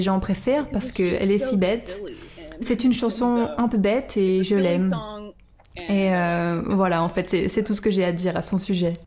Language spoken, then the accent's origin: French; Silver City, New Mexico, United States; moved away; also born or lived in Portland; j'ai grandi à Silver City